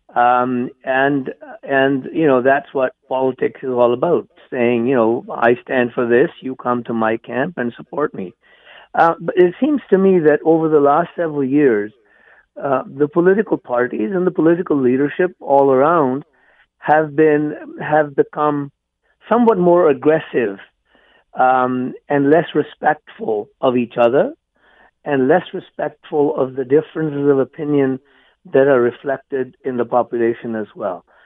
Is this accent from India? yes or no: yes; India; moved away as an adult; also born or lived in England; now in Canada; I was born and raised in India.